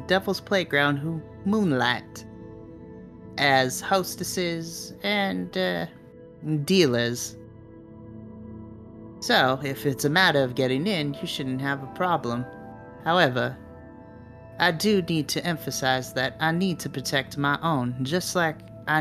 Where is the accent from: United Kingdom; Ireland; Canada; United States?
United States; California; I am from California.